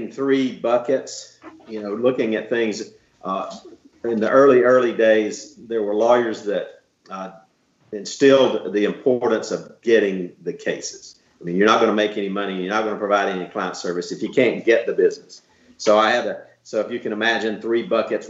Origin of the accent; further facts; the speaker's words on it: Dothan, Alabama, United States; I'm from Dothan, Alabama